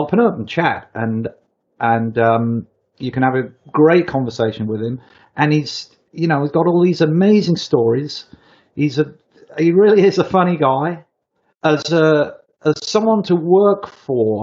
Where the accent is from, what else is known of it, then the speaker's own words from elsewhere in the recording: United Kingdom; me as a Brit